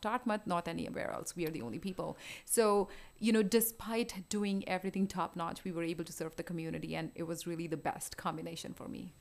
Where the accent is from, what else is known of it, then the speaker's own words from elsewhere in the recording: India; moved away as an adult; also born or lived in Houston / New York City; now in Rochester, United States; I grew up in India. I did my med school there